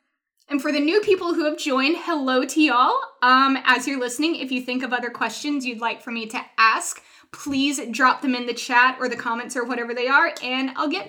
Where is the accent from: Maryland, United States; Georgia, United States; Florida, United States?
Georgia, United States; Atlanta; also born or lived in North Carolina / Philadelphia; now in Chattanooga, United States; So if you don't know, I'm originally from North Carolina, hence all the love for barbecue. I grew up in Atlanta. I've moved back and forth between Atlanta and Philadelphia 3 times.